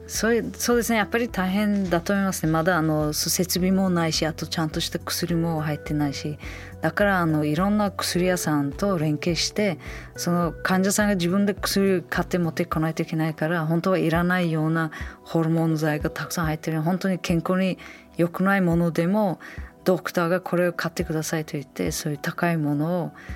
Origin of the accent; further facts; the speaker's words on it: Samarkand, Samarqand Region, Uzbekistan; 私のふるさとサマルカンド